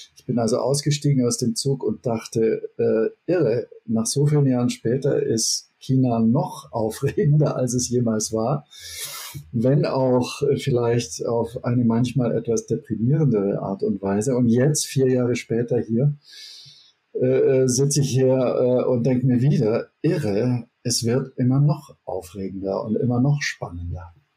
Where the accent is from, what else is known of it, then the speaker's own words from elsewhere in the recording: Germany; moved away; also born or lived in Turkey; Bei uns in Deutschland